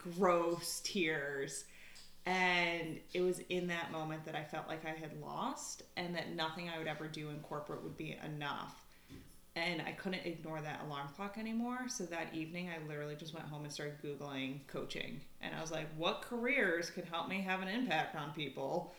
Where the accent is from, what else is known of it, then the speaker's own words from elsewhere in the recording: upstate New York, United States; moved away as an adult; also born or lived in Philadelphia, Pennsylvania; now in Conshohocken, United States; Originally, I'm from upstate New York, but I went to college here in Philly, and now I live in Conshohocken with my husband and pup